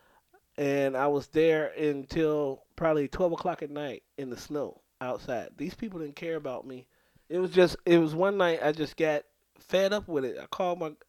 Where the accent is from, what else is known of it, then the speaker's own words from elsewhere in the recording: Chicago, Illinois, United States; now in Des Moines, United States; South side of Chicago, you know. Born and raised